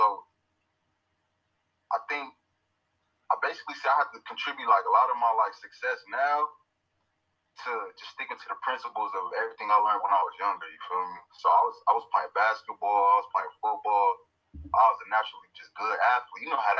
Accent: Long Beach, California, United States; now in Las Vegas, United States; I'm straight from Long Beach, California, repping at Eastside Las Vegas

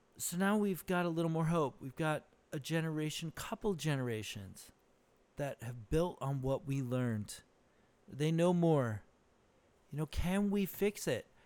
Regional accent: Socorro, New Mexico, United States; now in Benicia, United States; I'm from Socorro, New Mexico, dude. That's where I grew up

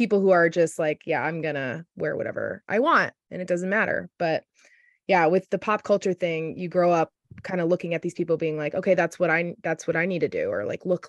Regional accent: Indiana, United States; I'm from Indiana.

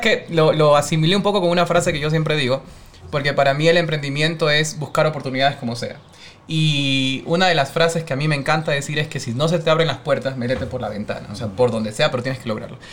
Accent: Guayaquil, Guayas, Ecuador; soy guayaquileño, tengo 32 años

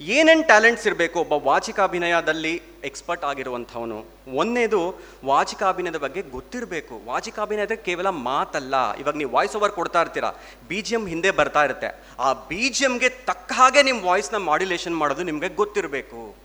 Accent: Karnataka, India; first language Telugu; Kannada is a second language; ನನ್ನ ಮಾತೃಭಾಷೆ ತೆಲುಗು ನನ್ನ ತಾಯಿದು ತಮಿಳು ಆದರೆ ನಾನು ಬೆಳೆದಿದ್ದು ಕರ್ನಾಟಕ

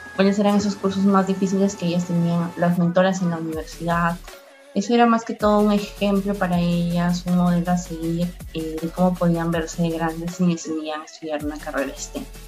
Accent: Piura, Peru; Tengo 22 años, soy de Piura, amo mi ciudad

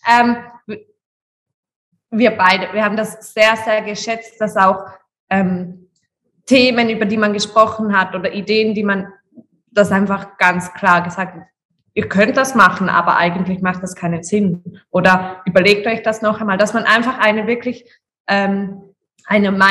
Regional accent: Switzerland; also born or lived in Velden am Wörthersee, Austria; aufgewachsen bin ich aber in der Schweiz.

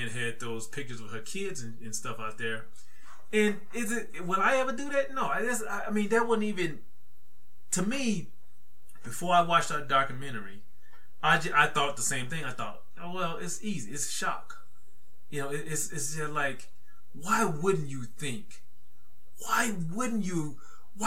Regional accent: the South, United States; I'm from the South

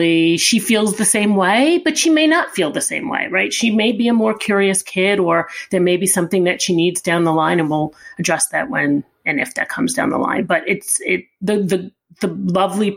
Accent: Long Island, New York, United States; now in New York City, United States; we grew up Italian family on Long Island.

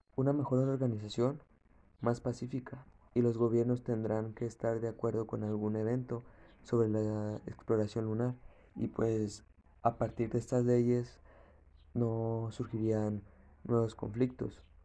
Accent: Mexico

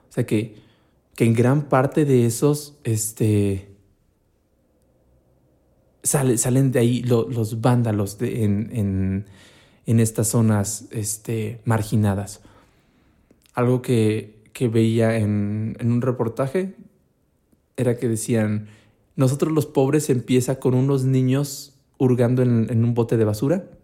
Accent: Mexico; como buenos mexicanos malinchistas

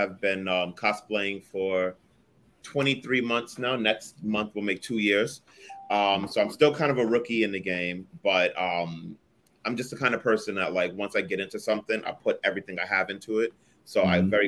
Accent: New York City, New York, United States; accent: New York; moved away as an adult; now in Jersey City, United States; I'm born and raised from Brooklyn

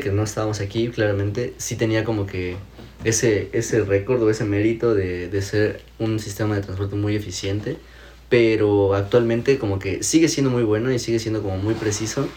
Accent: Mexico; moved away as an adult; now in Toronto, Canada; yo, ah, de México

